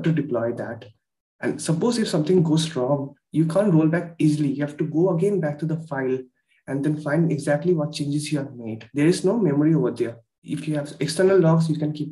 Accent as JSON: {"language": "English", "town": "Kolkata", "region": "West Bengal", "country": "India", "said": "I'm from Kolkata, India."}